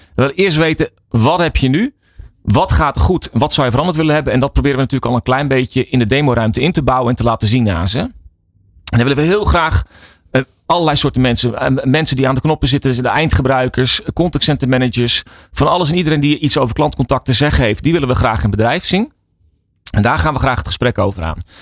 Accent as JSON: {"language": "Dutch", "country": "Netherlands", "said": "Wij zijn Nederlanders"}